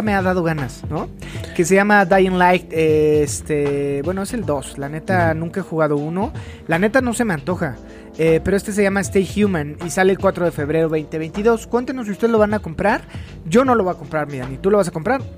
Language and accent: Spanish; Mexico City, Mexico; soy del DF